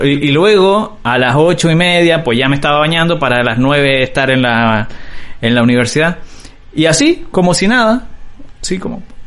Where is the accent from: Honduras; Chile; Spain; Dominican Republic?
Chile; now in Tijuana, Mexico; yo estoy viviendo en México, estoy en, en Tijuana. Y pasa que los chilenos hablamos muy